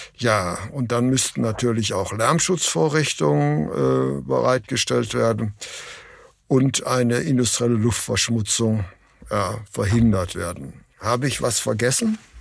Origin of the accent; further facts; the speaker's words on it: Essen, North Rhine-Westphalia, Germany; Ich bin ja in Essen geboren